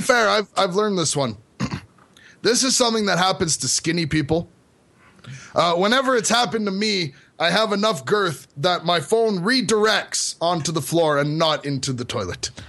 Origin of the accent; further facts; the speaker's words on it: Canada; born or raised there